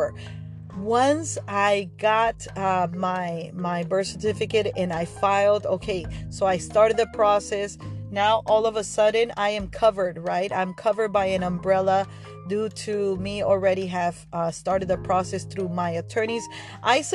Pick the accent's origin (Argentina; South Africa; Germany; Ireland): Argentina; now in United States; I'm from Argentina